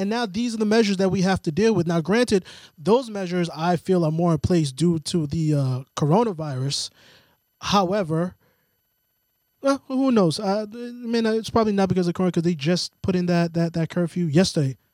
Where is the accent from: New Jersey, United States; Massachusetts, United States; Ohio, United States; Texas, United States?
Massachusetts, United States; outside of Boston; growing up outside of Boston